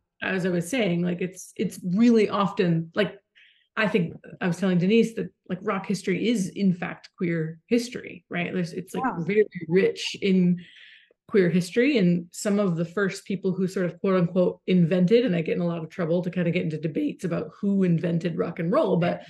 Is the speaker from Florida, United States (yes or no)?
yes; Port Charlotte, Florida, United States; also born or lived in New York City; now in Woodstock, United States; I'm from Florida originally, but not from the cool part. I'm from the other side of the coast.